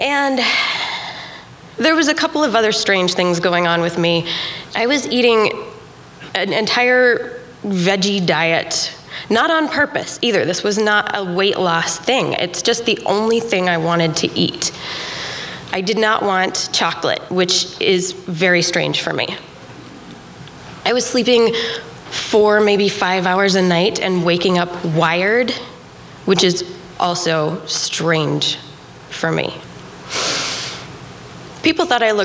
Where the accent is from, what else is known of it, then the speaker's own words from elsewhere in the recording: Helena, Montana, United States; moved away as an adult; Helena, Montana, my hometown